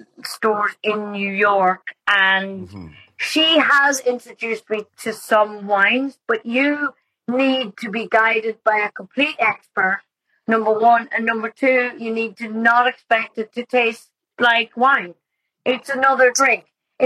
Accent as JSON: {"language": "English", "town": "Glasgow", "region": "County Monaghan", "country": "Ireland", "tie": "born or raised there", "said": "It is, well, so it's Glasgow would be the village, Monaghan would be the town and the county."}